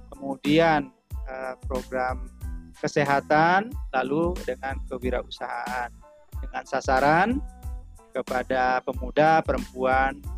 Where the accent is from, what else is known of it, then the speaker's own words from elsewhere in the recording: South Sumatra, Indonesia; now in Sukabumi, Indonesia; saya asli dari Sumatera Selatan, kemudian saat ini kami berada di Sukabumi.